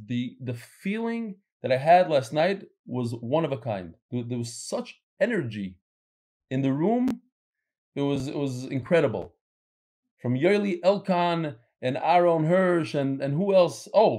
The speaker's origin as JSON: {"language": "English", "town": "Brooklyn", "region": "New York", "country": "United States", "tie": "born or raised there", "said": "I grew up in Brooklyn and have been davening next to Hasidim and shopping with them at the supermarket for years."}